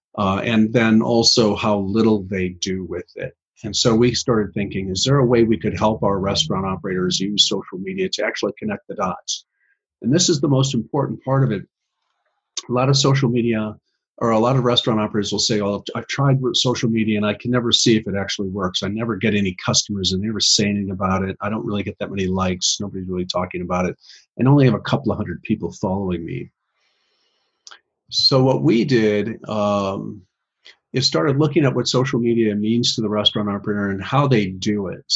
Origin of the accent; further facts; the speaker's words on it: Midwest, United States; I'm from the Midwest, and we're cold up here, so I talk kind of fast